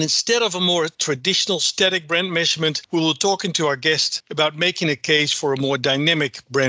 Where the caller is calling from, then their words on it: Amsterdam, North Holland, Netherlands; I'm the global brand strategist at Ipsos. I'm dialing in from Amsterdam